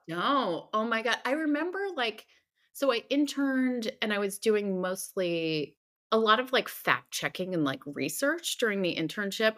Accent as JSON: {"language": "English", "region": "New Jersey", "country": "United States", "also_born_or_lived": "New York City / San Francisco", "moved": "as an adult", "lives_now": "Los Angeles, United States", "said": "I'm originally from New Jersey, um, shout out to the Garden State"}